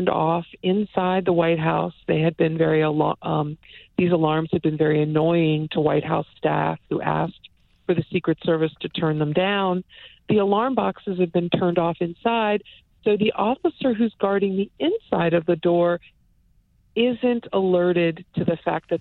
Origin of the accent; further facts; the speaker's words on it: Upper Marlboro, Maryland, United States; Upper Marlboro, Maryland